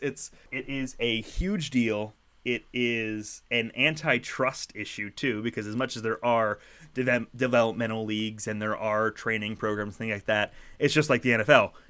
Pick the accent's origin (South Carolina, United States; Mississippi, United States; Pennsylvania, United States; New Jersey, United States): Pennsylvania, United States; Philadelphia; as a Philadelphian